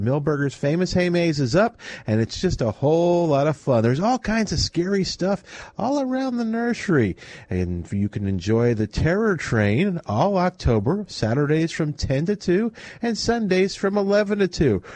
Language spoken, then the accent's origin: English; New Orleans, Louisiana, United States; I grew up in New Orleans too